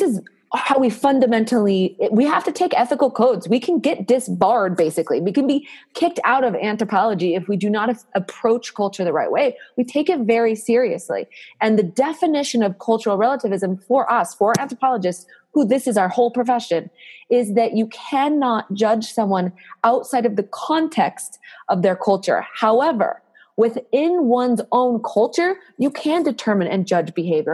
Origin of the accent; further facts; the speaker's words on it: United States; as a American